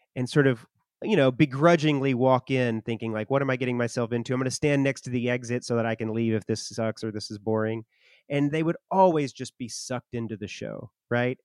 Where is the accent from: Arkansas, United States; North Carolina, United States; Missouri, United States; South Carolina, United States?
Arkansas, United States; my hometown in Arkansas